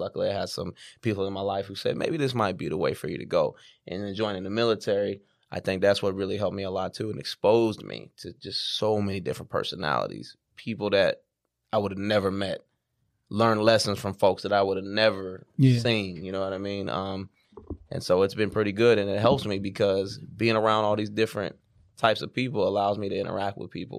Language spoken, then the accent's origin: English; Sacramento, California, United States; moved away as an adult; now in Atlanta, United States; I'm from Sacramento, California. You know, you know, it's a Northern California vibe out there.